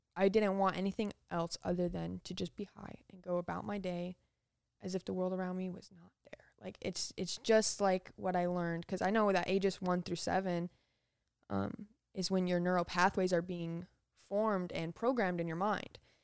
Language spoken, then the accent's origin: English; Las Vegas, Nevada, United States; also born or lived in Utah / Florida; I grew up in Las Vegas. I was born in Utah, in a very, very tiny little city